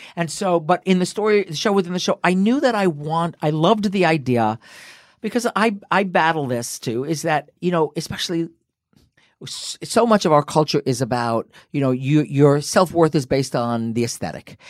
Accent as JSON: {"language": "English", "region": "Connecticut", "country": "United States", "tie": "born or raised there", "also_born_or_lived": "New York", "moved": "yes", "said": "I was born in Connecticut, lived in New York."}